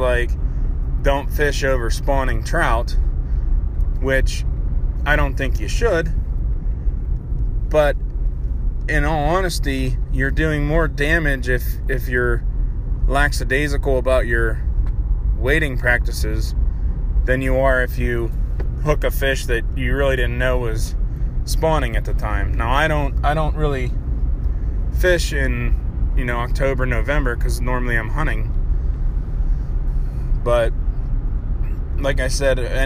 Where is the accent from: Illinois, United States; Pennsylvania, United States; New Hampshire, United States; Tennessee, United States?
Pennsylvania, United States; my home state of Pennsylvania